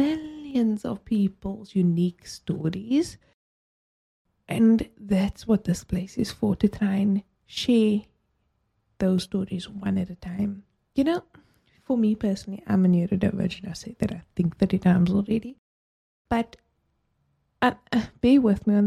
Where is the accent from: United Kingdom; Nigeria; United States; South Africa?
South Africa; as a South African